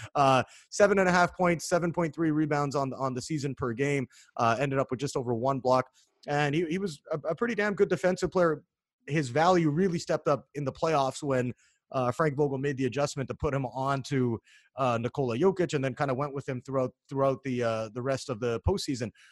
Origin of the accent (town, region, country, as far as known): Canada; now in United States